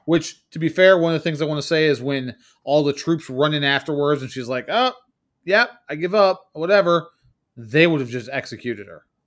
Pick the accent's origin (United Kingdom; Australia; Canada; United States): United States